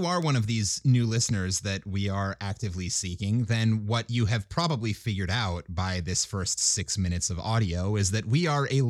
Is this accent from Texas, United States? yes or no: no; Minnesota, United States; I'm from Minnesota. That's basically Canada, so you have to.